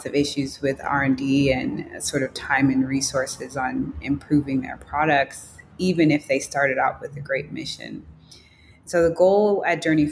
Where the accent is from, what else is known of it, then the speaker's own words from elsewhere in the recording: Chicago, Illinois, United States; growing up in Chicago